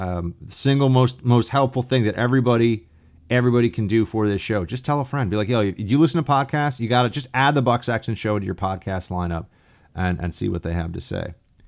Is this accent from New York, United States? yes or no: yes; Long Island, New York, United States; born there; also born or lived in Annandale, Virginia; I used to live in Annandale, Virginia. And I was born in Long Island, New York.